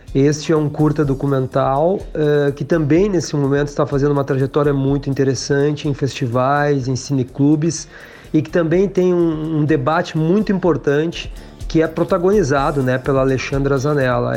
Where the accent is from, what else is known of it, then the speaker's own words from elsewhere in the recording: Santa Maria, Rio Grande do Sul, Brazil; moved away; sempre que vou a Santa Maria, minha cidade natal